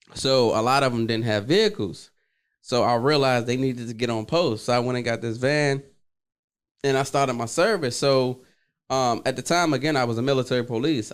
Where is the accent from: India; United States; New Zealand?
United States; Washington, District of Columbia; I'm from Washington, D C, born and raised